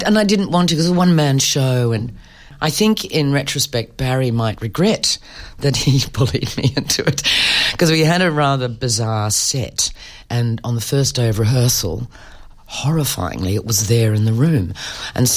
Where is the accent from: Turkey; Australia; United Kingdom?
Australia; Perth, Western Australia; moved away as an adult; I grew up in Perth.